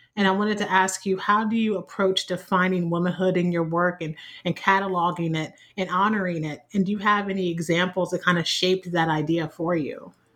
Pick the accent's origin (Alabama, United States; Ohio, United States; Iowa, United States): Ohio, United States; born or raised there